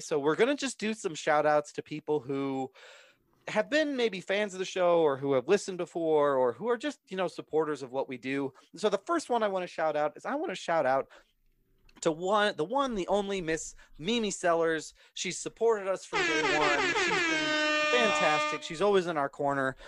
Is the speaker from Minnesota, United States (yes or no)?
yes; Minnesota, United States; because I grew up in Minnesota, I wasn't born, okay. born there, but because I was grew up there